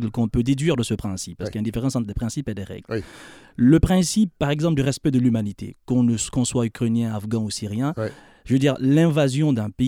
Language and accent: French; Quebec, Canada; Non, non, je suis né au Québec. Euh, vous hein. euh, J'ai grandi ici, je suis né Québec.